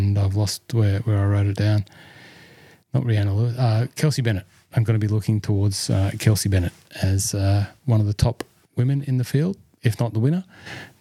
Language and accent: English; Hunter Valley, New South Wales, Australia; the Hunter Valley Webex at Cypress Lakes in my hometown backyard